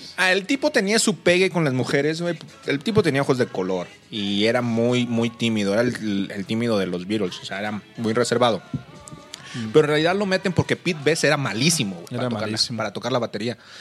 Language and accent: Spanish; Monterrey, Nuevo León, Mexico; moved away as an adult; now in Mexico City, Mexico; Yo soy de Monterrey, la raza. Por, este, me vine a vivir aquí el DF, tengo dos años.